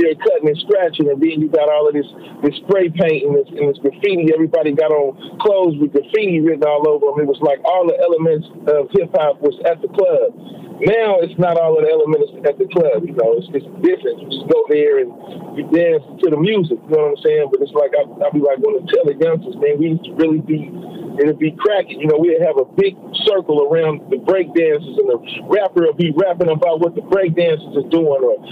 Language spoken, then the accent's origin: English; Oakland, California, United States; also born or lived in Texas / Houston; I was born in Texas, and you know, I was in East Oakland, you know, by the time I was 1 year old